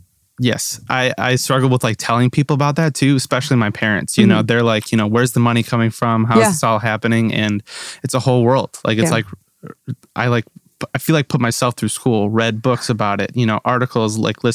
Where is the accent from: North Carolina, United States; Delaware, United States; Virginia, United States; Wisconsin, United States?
Wisconsin, United States; New Berlin; moved away as an adult; now in Nashville, United States; I'm from New Berlin, Wisconsin, which is right outside Milwaukee.